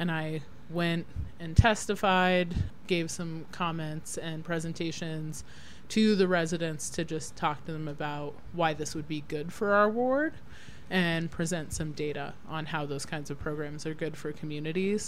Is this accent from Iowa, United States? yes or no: no; Denver, Colorado, United States; also born or lived in upstate New York / Aurora, Colorado; I was born at Rose Hospital and grew up in West Denver, and then lived in Colorado most of my life